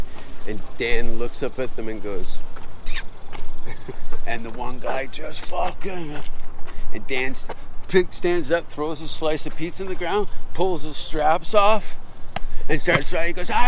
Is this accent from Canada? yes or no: yes; Hamilton, Ontario, Canada; I'm from Hamilton.